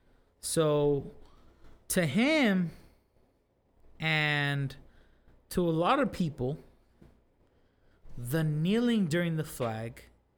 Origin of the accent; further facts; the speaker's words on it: United States; I'm American. I should have pride in my country.